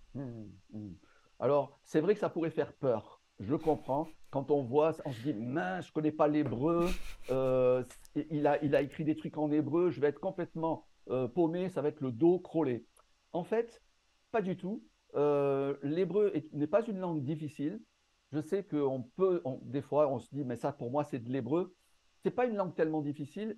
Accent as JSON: {"language": "French", "town": "Marseille", "region": "Provence-Alpes-Côte d'Azur", "country": "France", "tie": "born or raised there", "also_born_or_lived": "North Africa", "said": "Je suis né dans le nord, dans le nord de l'Afrique. J'ai grandi à Marseille et actuellement, je vis à Aix-en-Provence"}